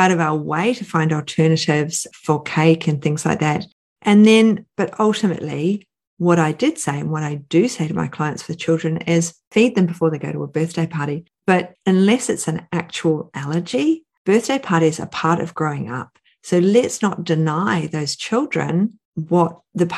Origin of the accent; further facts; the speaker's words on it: New Zealand; I grew up in New Zealand